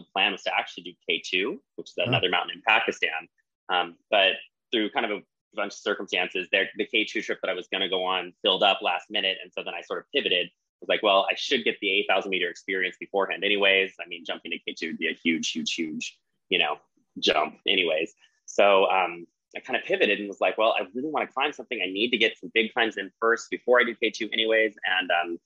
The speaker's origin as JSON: {"language": "English", "region": "Central Oregon", "country": "United States", "tie": "born or raised there", "said": "I came from Central Oregon, or that's where I was raised"}